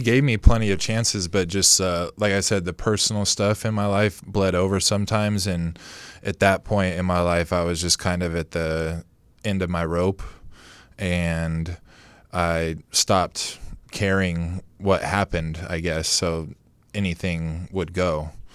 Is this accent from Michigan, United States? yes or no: no; Modesto, California, United States; I'm from Modesto, which there's not a lot of competition